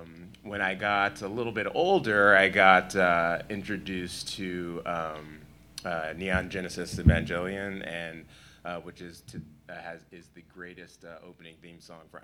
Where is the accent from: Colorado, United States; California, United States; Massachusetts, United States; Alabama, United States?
California, United States; San Francisco; I grew up in San Francisco.